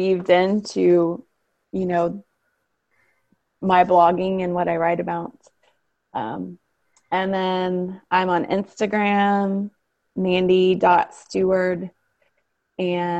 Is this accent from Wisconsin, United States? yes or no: no; Ohio, United States; moved away; we grew up in Ohio